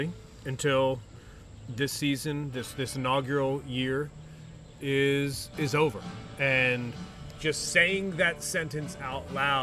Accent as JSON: {"language": "English", "town": "Philadelphia", "region": "Pennsylvania", "country": "United States", "also_born_or_lived": "Bristol, Connecticut", "moved": "as an adult", "lives_now": "Charlotte, United States", "said": "I'm from Philadelphia"}